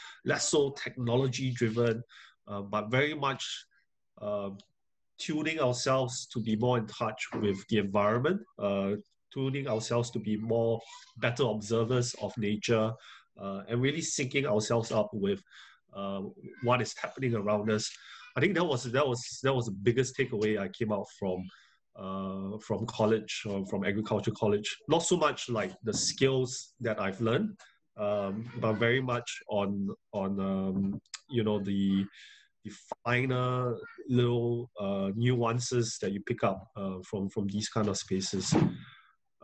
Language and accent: English; Singapore; moved away as an adult; also born or lived in United Kingdom; coming back to Singapore, it was great, because it was a period of re-exploring the country, which I grew up in.